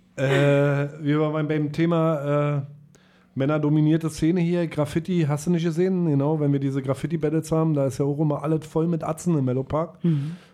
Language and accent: German; Melle, Lower Saxony, Germany; bei uns in Melle